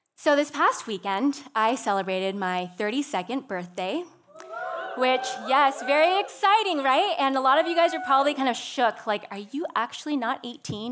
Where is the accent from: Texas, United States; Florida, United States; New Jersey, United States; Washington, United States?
Washington, United States; Seattle; I'm from Seattle